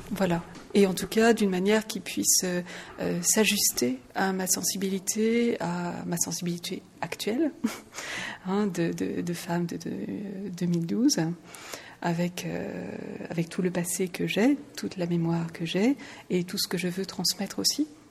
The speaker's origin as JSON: {"language": "French", "country": "France", "moved": "yes", "lives_now": "Luxembourg", "said": "je suis française, je suis résidente au Luxembourg"}